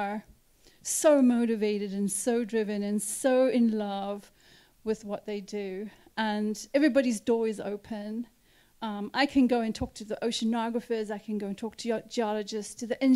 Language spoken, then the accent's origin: English; South Africa; moved away as an adult; also born or lived in Cape Town; now in Cape Cod, United States; I grew up in South Africa